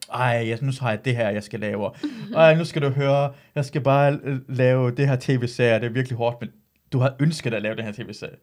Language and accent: Danish; Iran; now in Denmark; jeg er iraner